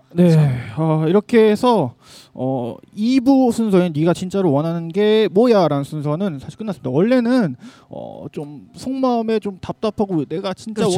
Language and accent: Korean; Seoul, South Korea; 어렸을 때부터 여기